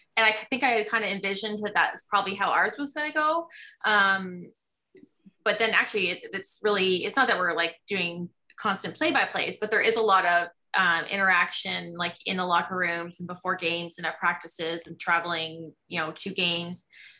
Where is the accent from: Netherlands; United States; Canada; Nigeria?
Canada; I'm Canadian